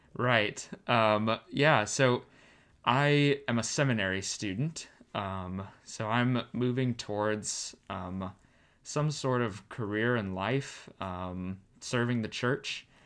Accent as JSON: {"language": "English", "region": "Arizona", "country": "United States", "tie": "born or raised there", "also_born_or_lived": "California", "moved": "as an adult", "said": "I'm born and raised in Arizona"}